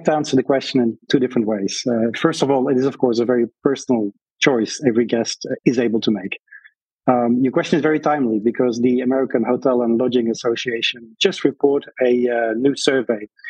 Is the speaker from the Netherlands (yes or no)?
yes; Breda, North Brabant, Netherlands; moved away as an adult; now in United States; They placed me in my hometown as a soldier, but at the Royal Military Academy